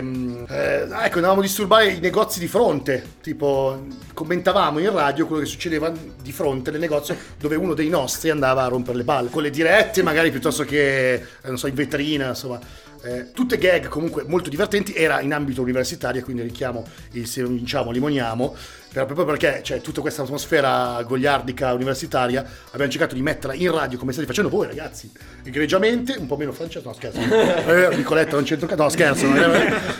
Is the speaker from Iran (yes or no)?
no; Milan, Lombardy, Italy; da buon milanese